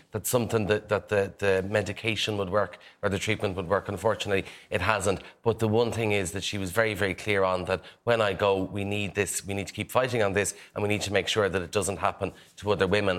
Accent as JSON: {"language": "English", "area": "Kildare", "region": "Leinster", "country": "Ireland", "accent": "Irish", "said": "I'm from Kildare"}